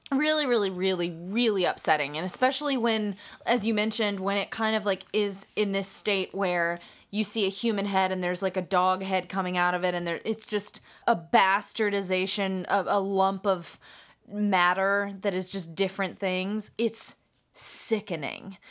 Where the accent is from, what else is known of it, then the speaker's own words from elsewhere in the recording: United States; I'm American